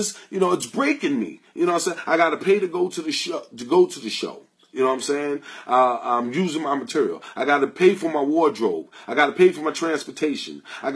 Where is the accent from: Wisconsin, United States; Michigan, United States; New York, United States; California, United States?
New York, United States; New York City; It's not easy for us black people out here. I grew up in Queens and in Harlem, I was born in the 60s